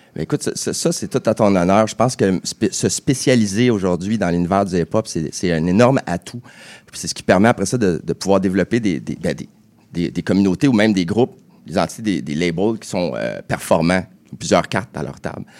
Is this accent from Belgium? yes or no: no; Châteauguay, Quebec, Canada; j'ai grandi à Châteauguay. C'est mon bled.